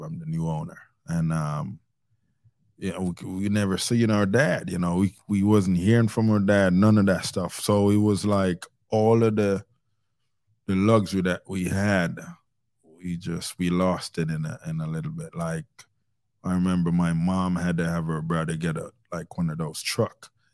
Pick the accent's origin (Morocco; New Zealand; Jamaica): Jamaica; I was born in Jamaica